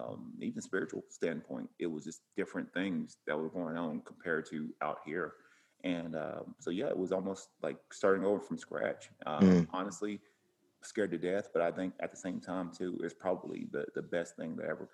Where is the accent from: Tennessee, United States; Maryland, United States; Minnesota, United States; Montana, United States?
Tennessee, United States; Cleveland; moved away as an adult; now in Oceanside, United States; I always felt like I was going to stay there in Cleveland, Tennessee, which is where I'm from. And I thought I was going to pretty much stay there forever, and or at least in the area.